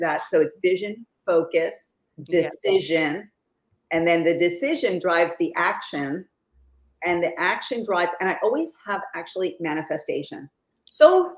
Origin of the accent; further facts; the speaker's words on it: New York, United States; I'm from New York. I talk a little fast